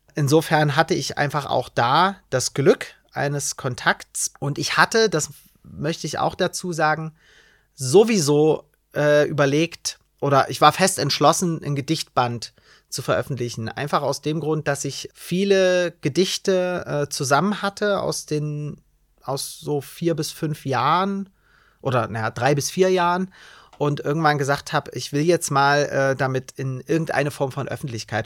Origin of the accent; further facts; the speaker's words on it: Bautzen, Saxony, Germany; ich bin in Bautzen zur Schule gegangen